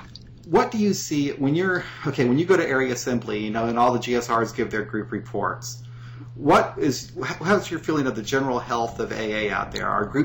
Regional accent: Missouri, United States; I'm from Missouri, and, you know, it's kind of a red state, you know?

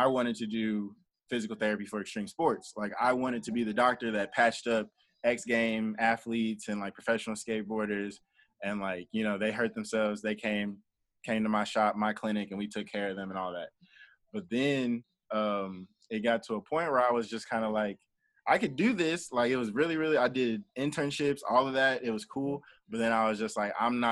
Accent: Columbus, Ohio, United States; moved away as an adult; also born or lived in Pittsburgh, Pennsylvania; now in Nashville, United States; So I was born in Columbus, Ohio. And so I was born in Columbus, Ohio, and then I lived in Pittsburgh, Pennsylvania for like a couple years, like elementary to middle school. And then I moved back to Columbus.

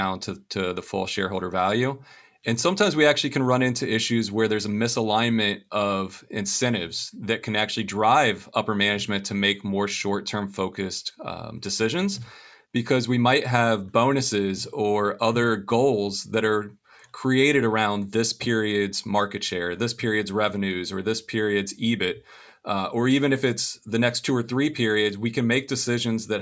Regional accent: Venice, Florida, United States; I was born and raised in Venice, Florida

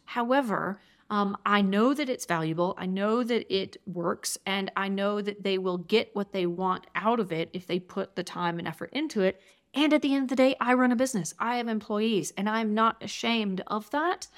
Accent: Georgia, United States; now in Durango, United States; I'm originally from Georgia

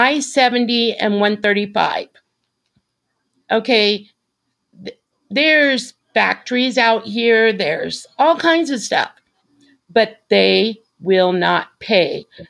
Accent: Las Vegas, Nevada, United States; moved away as an adult; now in Kansas, United States; because we're from Las Vegas, I was born and raised in Las Vegas.

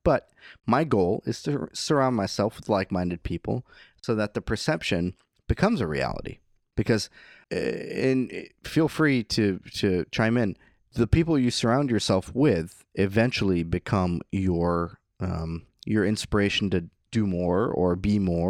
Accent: California, United States; Originally, okay. I'm from Northern California.

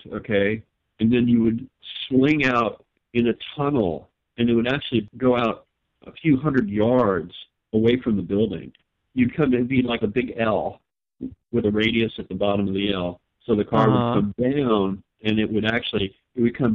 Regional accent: Long Beach, California, United States; I grew up in Long Beach area

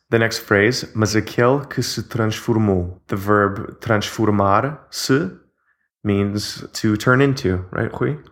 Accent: Canada; now in Portugal; I'm Canadian

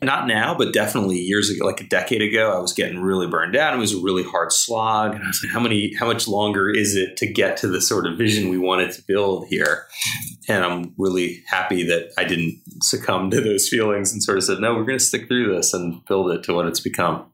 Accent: New Jersey, United States; New Jersey, which is my home state

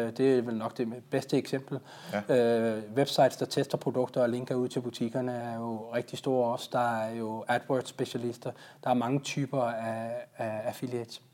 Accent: Denmark

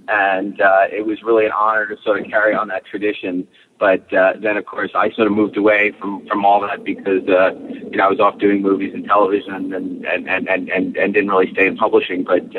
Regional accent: New York, United States; growing up in New York

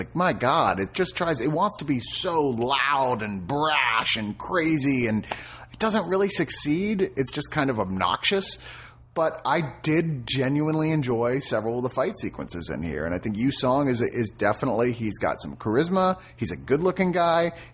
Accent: United States; I'm American

